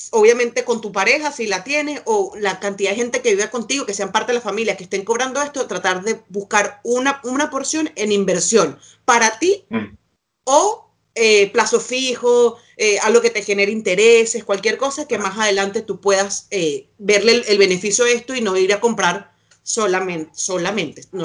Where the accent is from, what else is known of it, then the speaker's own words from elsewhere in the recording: Chile; ahora o aquí yo siendo chilena, supongo, porque además yo tengo la nacionalidad chilena